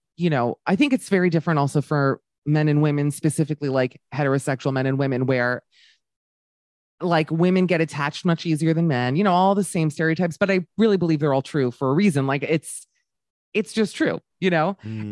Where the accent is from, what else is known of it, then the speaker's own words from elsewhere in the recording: United States; moved away as an adult; now in Amsterdam, Netherlands; being an American woman here